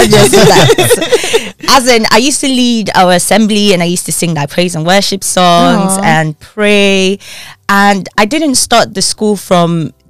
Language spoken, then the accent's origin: English; Nigeria; moved away as an adult; now in United Kingdom; Well, I was born and bred in Nigeria. I know it doesn't sound like it, but yeah, grace of God. studied law in Nigeria, went to law school in Nigeria, came to the UK, did my master's